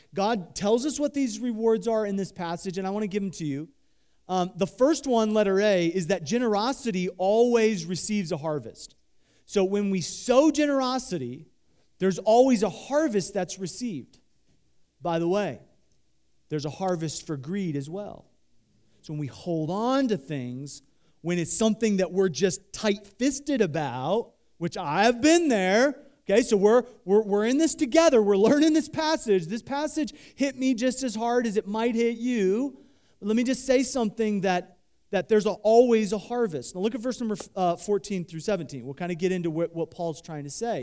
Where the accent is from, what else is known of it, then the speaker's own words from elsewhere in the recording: Midwest, United States; I grew up in the Midwest